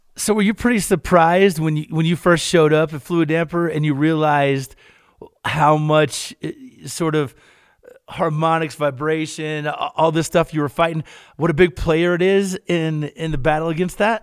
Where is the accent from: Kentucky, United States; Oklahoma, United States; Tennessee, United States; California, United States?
Kentucky, United States; I'm from Kentucky